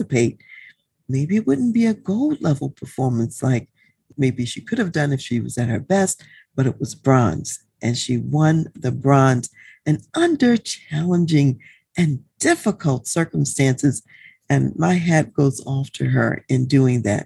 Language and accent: English; United States; as an American and U.S. citizen